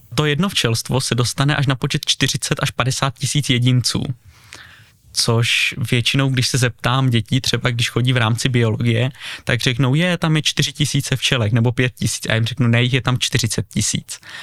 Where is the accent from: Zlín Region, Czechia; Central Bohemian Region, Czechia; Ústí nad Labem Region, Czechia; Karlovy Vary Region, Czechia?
Zlín Region, Czechia; Uherský Brod; Bydlím v Uherském Brodě, narodil jsem se teda v nemocnici v Uherském Hradišti, ale celý život bydlím v Brodě